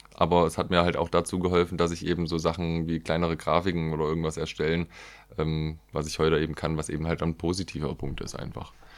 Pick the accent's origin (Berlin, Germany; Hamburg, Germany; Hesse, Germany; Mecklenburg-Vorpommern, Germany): Hesse, Germany; Haunetal; moved away; bin ich zurück nach Haunetal 2017